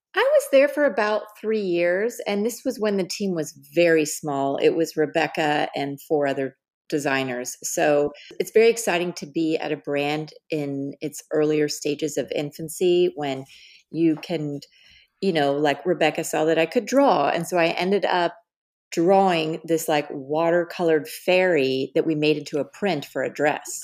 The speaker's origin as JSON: {"language": "English", "town": "Dallas", "region": "Texas", "country": "United States", "tie": "born or raised there", "also_born_or_lived": "Los Angeles / New York City", "moved": "as an adult", "said": "I was born and raised in Dallas, Texas"}